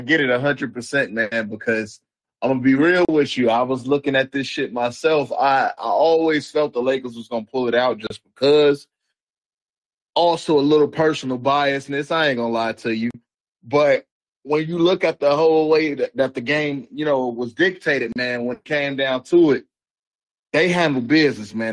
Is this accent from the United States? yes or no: yes; Chicago, Illinois, United States; I'm from the city too. I'm from Chicago